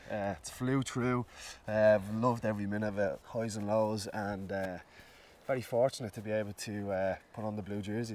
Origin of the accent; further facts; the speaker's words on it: Dublin, Leinster, Ireland; growing up in Ballymun made me learn so much.